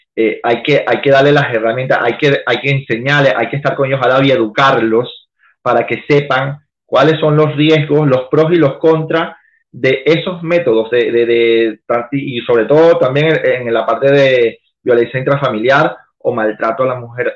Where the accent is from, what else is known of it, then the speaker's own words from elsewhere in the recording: Venezuela; moved away as an adult; now in Chile; yo me vine de Venezuela sin la cédula venezolana